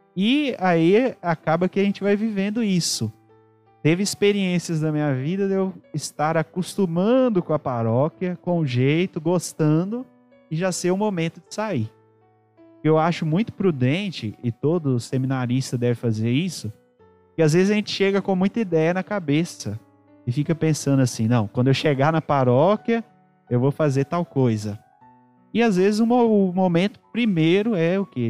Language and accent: Portuguese; Ouro Preto, Minas Gerais, Brazil; also born or lived in Mariana; sou natural da cidade de Ouro Preto, aqui próximo de nós